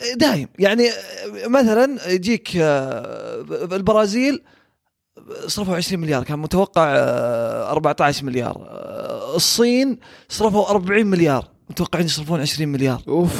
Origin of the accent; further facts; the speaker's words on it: Saudi Arabia; احنا كسعوديين